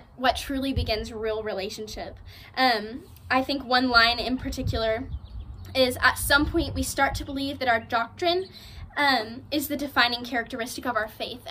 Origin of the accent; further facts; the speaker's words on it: San Marcos, Texas, United States; I am from San Marcos, Texas